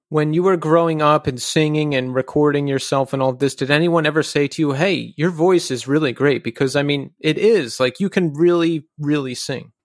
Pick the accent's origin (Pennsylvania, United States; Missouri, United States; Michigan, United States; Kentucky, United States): Pennsylvania, United States; Philadelphia; now in New York City, United States; I'm originally from the Philadelphia area